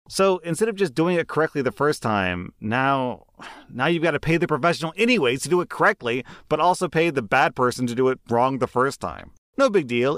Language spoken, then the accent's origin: English; United States; as an American